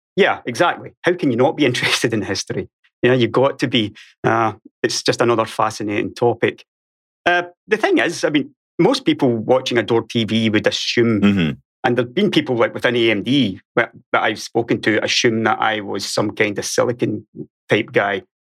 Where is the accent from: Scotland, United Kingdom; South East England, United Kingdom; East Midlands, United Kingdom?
Scotland, United Kingdom; Ayrshire, west coast of; accent: Scottish; moved away as an adult; now in Sweden; I was born on Ayrshire on the west coast of Scotland